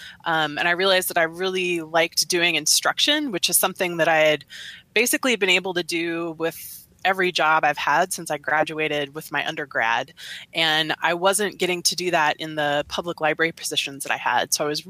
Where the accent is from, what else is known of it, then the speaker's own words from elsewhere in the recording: Beaverton, Oregon, United States; also born or lived in Santa Fe; now in Boise, United States; I am from Beaverton, Oregon, which is a suburb of Portland.